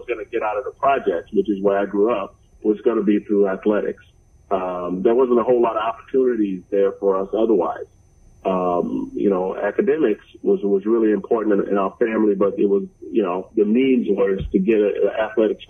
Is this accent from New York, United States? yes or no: no; Mobile, Alabama, United States; moved away as an adult; also born or lived in St. Cloud, Minnesota; born and raised in Mobile. So it's a little town right outside of Mobile, but I grew up actually in Mobile.